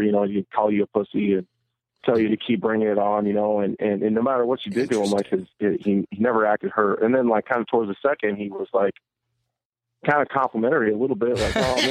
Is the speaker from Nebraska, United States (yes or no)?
yes; Nebraska, United States; my hometown